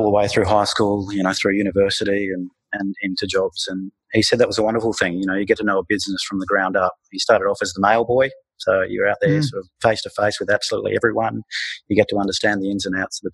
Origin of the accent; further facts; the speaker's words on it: Darwin, Northern Territory, Australia; also born or lived in Gold Coast, Queensland; I was born in Royal Darwin Hospital in 1981.